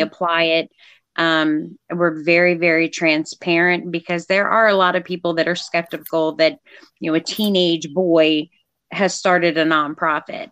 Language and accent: English; Eastern Shore, Maryland, United States; also born or lived in Texas; I grew up, and we are in Maryland uh, we're, you know, the Eastern Shore